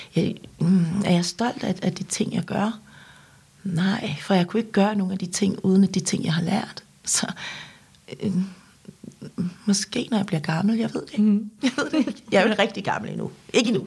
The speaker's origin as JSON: {"language": "Danish", "country": "Denmark", "tie": "born or raised there", "also_born_or_lived": "South Korea", "second_language": "Danish", "said": "da jeg blev købt til Danmark og, og, og kom her som seksårig, øhm, der kunne jeg ikke noget dansk"}